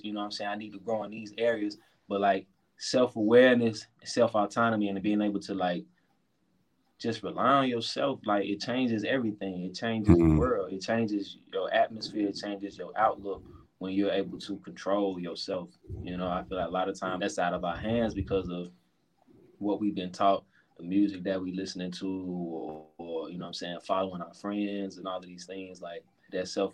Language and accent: English; Atlanta, Georgia, United States; where I'm from, man. West End, Zone 4, Zone 1.